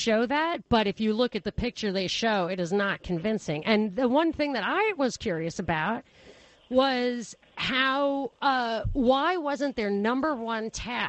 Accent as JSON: {"language": "English", "region": "New York", "country": "United States", "tie": "born or raised there", "said": "I grew up in New York, it was a mafia thing that you kill the patsy."}